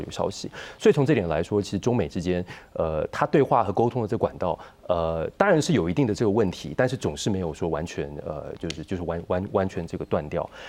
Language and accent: Chinese; Taiwan; 如果说我们是台湾人